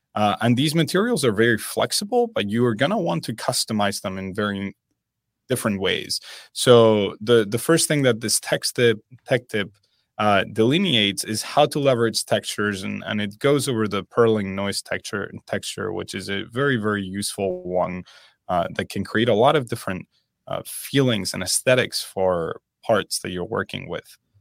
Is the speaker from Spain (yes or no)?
yes; Spain; moved away; I am originally from Spain